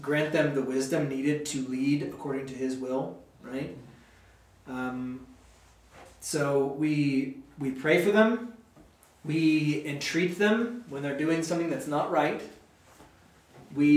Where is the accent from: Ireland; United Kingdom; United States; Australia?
United States; as an American